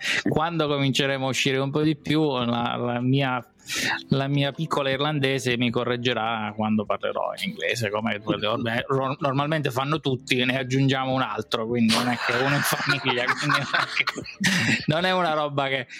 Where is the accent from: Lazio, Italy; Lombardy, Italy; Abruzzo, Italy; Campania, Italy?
Abruzzo, Italy; noi siamo abruzzesi